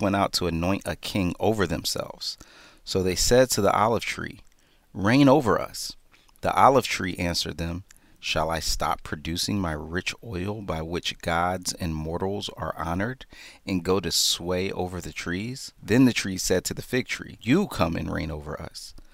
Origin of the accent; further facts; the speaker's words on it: Philadelphia, Pennsylvania, United States; I'm from Philly